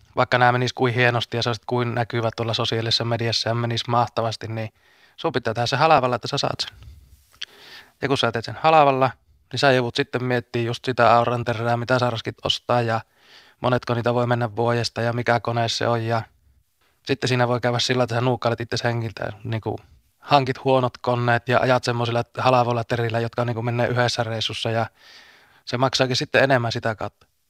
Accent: Vaala, North Ostrobothnia, Finland; Mä oon itse Vaalasta, niin mun Puolanka on siinä niin kuin rajanaapurikuntana

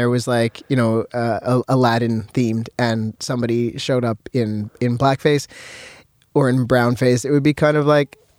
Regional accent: Canada; because I'm Canadian

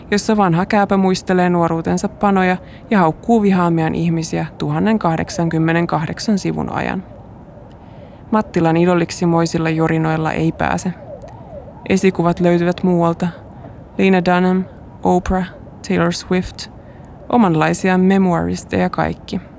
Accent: Helsinki, Uusimaa, Finland; Tai kun katsoin äänestystuloksia etutöölön alueella, josta mä oon kotoisin, ja siellä Halla-aho suunnilleen kolmanneksi suosituin.

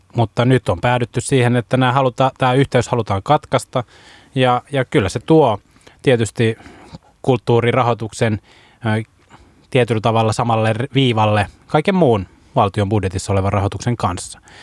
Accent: Vaasa, Ostrobothnia, Finland; mä tuun itse Vaasasta

